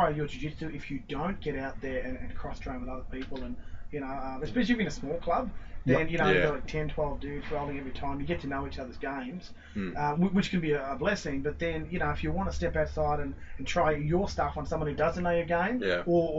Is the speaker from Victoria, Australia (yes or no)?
yes; Echuca, Victoria, Australia; also born or lived in Rochester / Bendigo; I was up in the country at the time, because I grew up in Echuca.